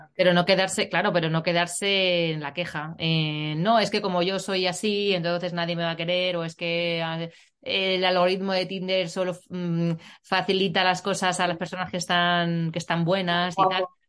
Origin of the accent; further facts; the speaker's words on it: Puertollano, Castilla-La Mancha, Spain; yo vivo en, bueno, yo soy de, de Portollano